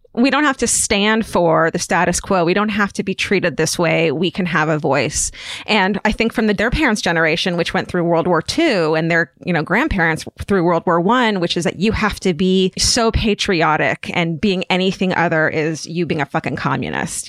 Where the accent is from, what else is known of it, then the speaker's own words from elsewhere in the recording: Orange County, California, United States; I'm from Orange County